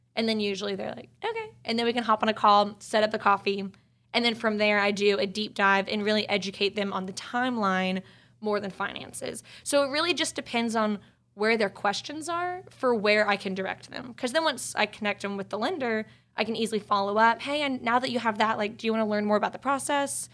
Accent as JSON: {"language": "English", "area": "East Cobb", "region": "Georgia", "country": "United States", "also_born_or_lived": "Grant Park, Atlanta", "lives_now": "Atlanta, United States", "said": "I'm from East Cobb, so I do a lot of business in the suburbs, too"}